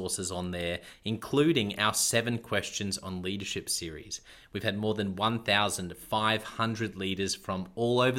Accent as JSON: {"language": "English", "region": "Queensland", "country": "Australia", "said": "I'm a Queenslander as well"}